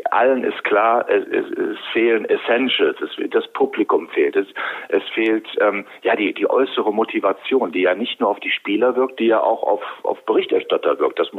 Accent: Wuppertal, North Rhine-Westphalia, Germany; Ich komme aus der bergischen Metropole Wuppertal

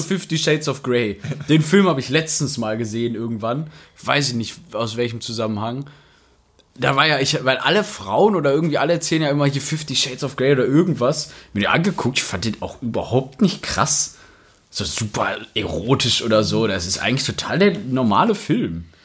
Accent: Rheda-Wiedenbrück, North Rhine-Westphalia, Germany; in Reda Wiedenbrück leben, also da, wo ich herkomme

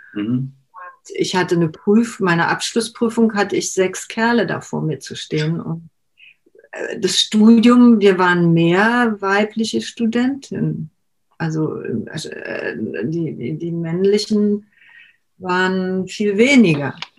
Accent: Berlin, Germany; ich bin ja in Berlin geboren

